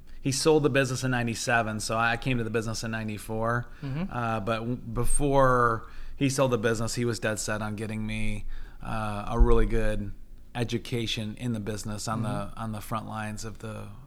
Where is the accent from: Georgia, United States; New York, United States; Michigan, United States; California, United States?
Michigan, United States; Alma, Central; moved away as an adult; also born or lived in Oxford, Ohio / Goshen, Indiana; I grew up in Central Michigan. Family was all born and raised there, a little town called Elma, south of Mount Pleasant, north of Lansing